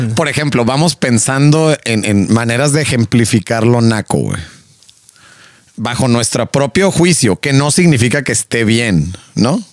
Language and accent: Spanish; Mexico; somos mexicanos